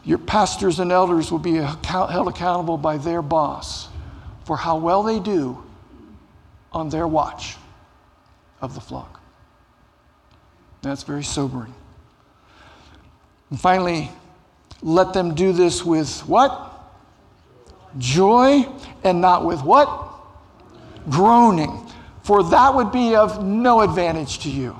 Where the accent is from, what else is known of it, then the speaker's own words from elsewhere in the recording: Cincinnati, Ohio, United States; I grew up in Cincinnati, Ohio